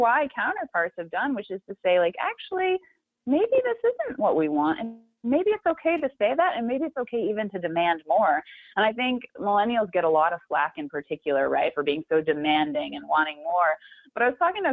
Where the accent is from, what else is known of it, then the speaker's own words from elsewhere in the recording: Big Sur, California, United States; growing up in Big